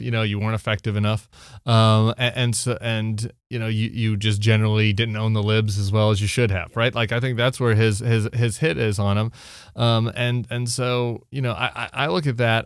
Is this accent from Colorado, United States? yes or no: yes; Colorado, United States; I'm from Colorado